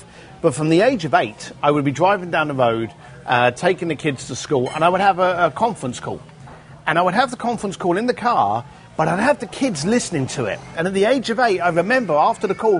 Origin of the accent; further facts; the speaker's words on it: London, United Kingdom; moved away; growing up in London